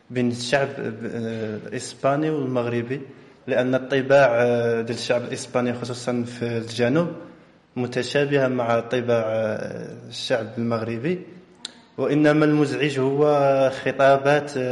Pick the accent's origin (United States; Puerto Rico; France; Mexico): France; Spanish is a second language; now in Málaga, Spain; Aquí en Málaga, de, bueno, yo soy francesa, de lo que yo veo